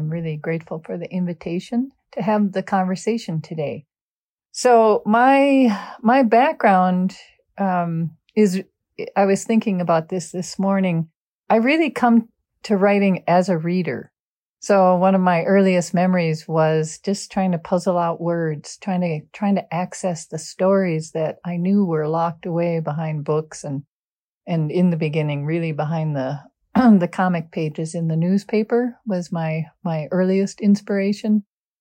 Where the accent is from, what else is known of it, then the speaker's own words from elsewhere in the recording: Golden Valley, Minnesota, United States; growing up in Golden Valley, which is a suburb of Minneapolis